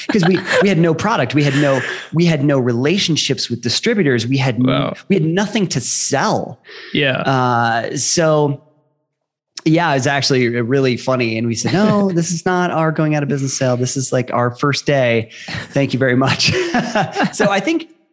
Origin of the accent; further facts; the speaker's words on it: Ohio, United States; I grew up in Ohio